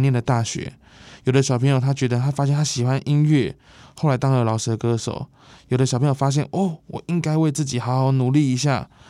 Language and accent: Chinese; Taipei, Taiwan; 我们在这个地方出生、长大、叛逆